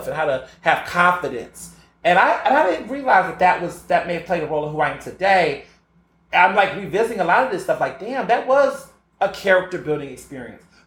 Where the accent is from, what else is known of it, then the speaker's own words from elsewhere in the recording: Houston, Texas, United States; I grew up in Houston and across the South